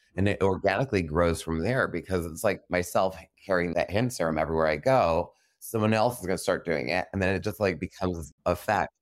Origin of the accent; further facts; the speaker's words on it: New York City, New York, United States; now in Los Angeles, United States; I'm a New Yorker, and I want my New York sensibility